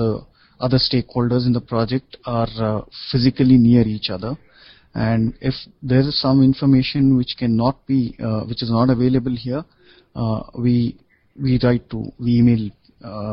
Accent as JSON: {"language": "English", "country": "India", "said": "the typical academic education Indians receive, makes English language, grammar, and composition compulsory for at least 16 years, right from school till we graduate"}